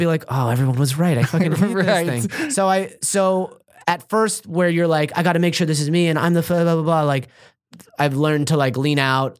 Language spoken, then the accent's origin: English; Los Angeles, California, United States; I don't like the Dodgers anymore, even though I'm from Los Angeles.